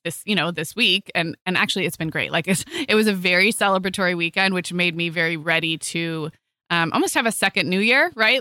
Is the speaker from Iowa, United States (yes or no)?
no; Santa Barbara, California, United States; moved away; my hometown in Santa Barbara